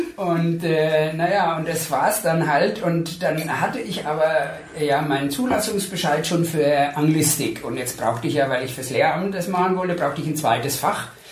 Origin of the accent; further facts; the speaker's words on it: Coburg, Bavaria, Germany; moved away as an adult; also born or lived in Ostheim vor der Rhön; now in Würzburg, Germany; ich habe in Coburg äh, mein Abitur gemacht und bin ah. aber eigentlich gebürtig aus der Rhön